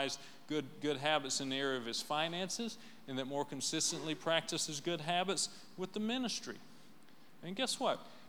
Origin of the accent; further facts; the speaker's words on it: right outside of Nashville, Tennessee, United States; Well, we're from right outside of Nashville.